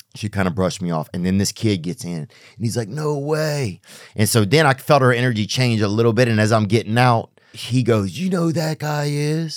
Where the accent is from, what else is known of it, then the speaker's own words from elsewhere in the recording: the South, United States; moved away; also born or lived in Hollywood; I'm not even really a Southern guy, but I'm from the South